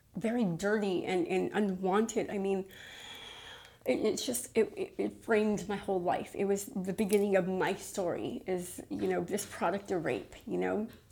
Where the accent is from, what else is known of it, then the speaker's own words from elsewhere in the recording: Los Angeles, California, United States; originally I'm from East LA. Um, my family's uh, all from East LA. They all went to Garfield High